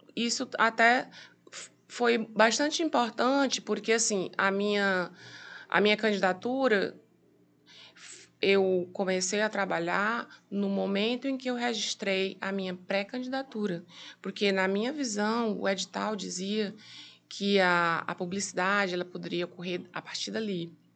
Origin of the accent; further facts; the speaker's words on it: Piauí, Brazil; eu sou piauiense, né? Nascida no Piauí